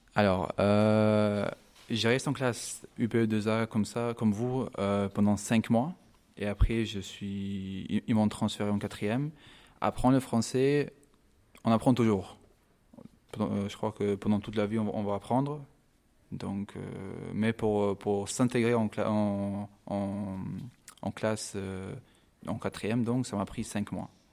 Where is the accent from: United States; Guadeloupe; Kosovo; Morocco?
Kosovo; French is a second language; also born or lived in London, United Kingdom; now in France; je viens de Kosovo. je suis né en Angleterre, à Londres, mais je, viens de Kosovo.